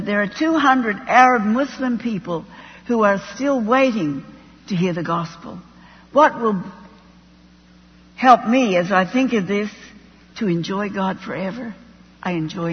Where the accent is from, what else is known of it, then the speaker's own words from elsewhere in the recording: Australia; moved away as an adult; also born or lived in Middle East / Jordan; I'm an Australian.